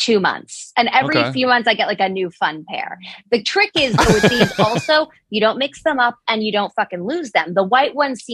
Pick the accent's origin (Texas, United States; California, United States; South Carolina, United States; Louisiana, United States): California, United States; Los Angeles; born or raised there